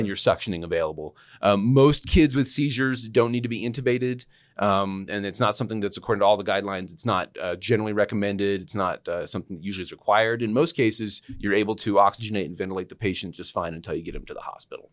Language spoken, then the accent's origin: English; Utah, United States; moved away as an adult; also born or lived in Arizona / New Mexico; now in Albuquerque, United States; I'm from Utah